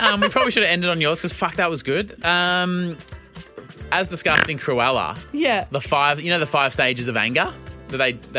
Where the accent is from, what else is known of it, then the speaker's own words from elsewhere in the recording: Australia; the fact that we're Australian